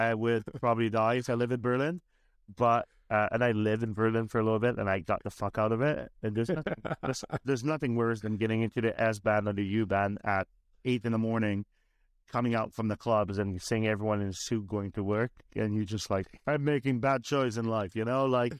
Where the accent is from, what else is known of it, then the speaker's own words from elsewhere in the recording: Ireland; now in Canada; Like, I'm from Ireland. I just spent the last 3 months of my life in Ireland